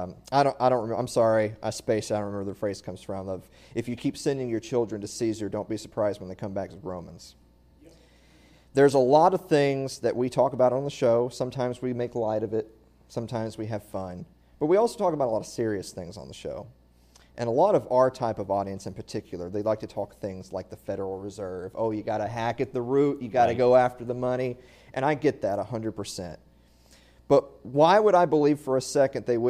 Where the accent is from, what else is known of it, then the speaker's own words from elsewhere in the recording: the South, United States; I'm from the South